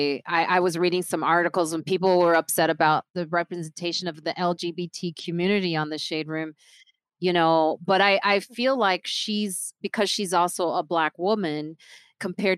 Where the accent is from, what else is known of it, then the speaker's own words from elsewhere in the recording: Nigeria; I'm Nigerian